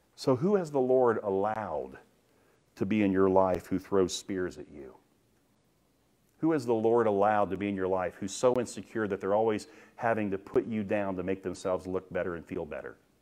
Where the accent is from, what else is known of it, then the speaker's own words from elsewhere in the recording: United States; I'm glad that I'm American. I have, I have rights as a United States citizen.